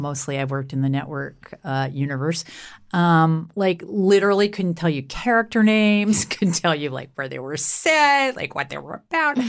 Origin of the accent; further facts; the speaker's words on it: Canada; I'm Canadian.